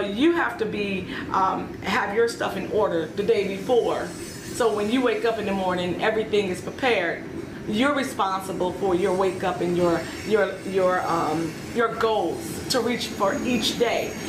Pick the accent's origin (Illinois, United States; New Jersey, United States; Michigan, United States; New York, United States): Illinois, United States; Chicago; born or raised there; moved away as an adult; also born or lived in Kennesaw, Georgia; now in Aurora, United States